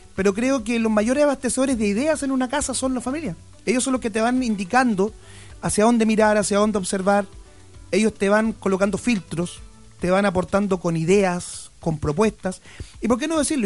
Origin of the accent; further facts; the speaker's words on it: Parral, Maule, Chile; soy de Parral